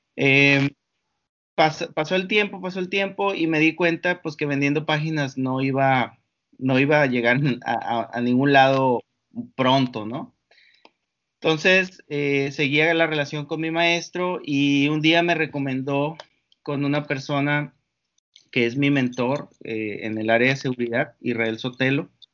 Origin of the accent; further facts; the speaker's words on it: Mexicali Valley, Baja California, Mexico; also born or lived in Morelia, Michoacán; now in Mexicali, Mexico; yo soy una persona que creció en lo que le llamamos acá el Valle de Mexicali. Em, nací en Morelia, Michoacán. Eh, cuando tenía tres años, mi familia decide mudarse a esa parte que, que se llama el Valle